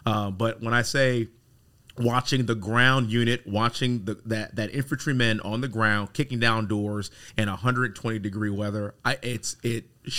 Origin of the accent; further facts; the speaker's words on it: Houston, Texas, United States; So born and raised in Houston, come from a military family, military conservative family.